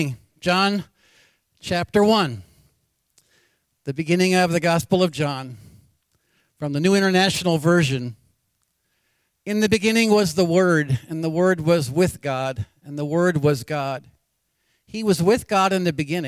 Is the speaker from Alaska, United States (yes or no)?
yes; Anchorage, Alaska, United States; Born and raised in Anchorage, Alaska.